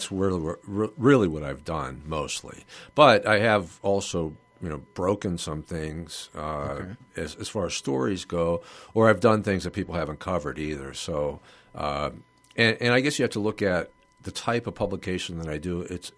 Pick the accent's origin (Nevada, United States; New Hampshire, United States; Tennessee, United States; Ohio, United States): Ohio, United States; Youngstown; You know, we lived in Mahoning County.